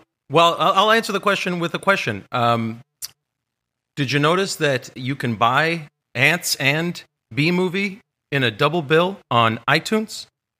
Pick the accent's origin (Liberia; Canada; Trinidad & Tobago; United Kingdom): Canada; I'm a Canadian celebrity.